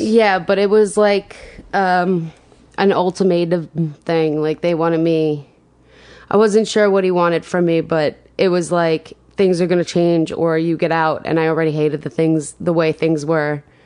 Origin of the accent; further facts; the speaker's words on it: Rocky Point, New York, United States; I grew up on Long Island, um, in Rocky Point